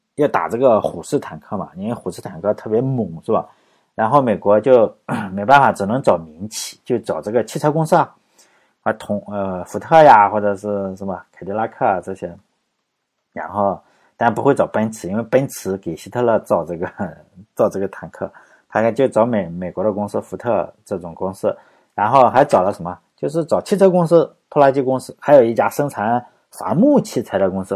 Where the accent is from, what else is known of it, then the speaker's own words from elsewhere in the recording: China; 我们中国人